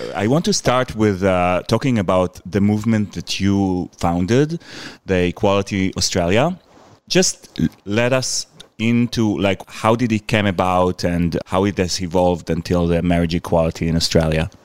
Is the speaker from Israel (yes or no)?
yes; Israel; moved away; also born or lived in United States; I come from Israel.